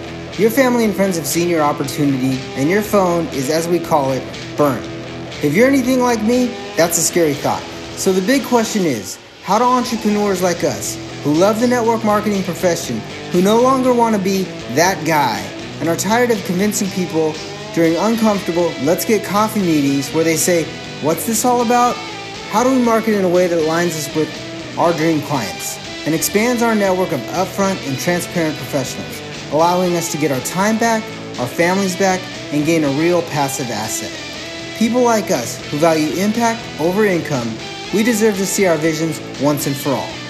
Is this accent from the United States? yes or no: yes; Alaska, United States; I'm from Alaska